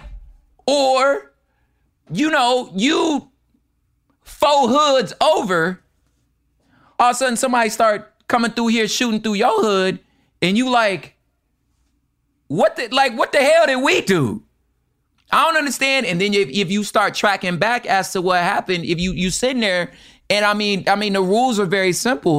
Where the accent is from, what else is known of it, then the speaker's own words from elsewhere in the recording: California, United States; we're both from California